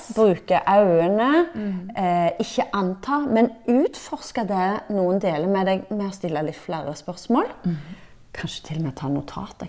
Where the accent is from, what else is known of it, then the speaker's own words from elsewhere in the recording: Norway; vi nordmenn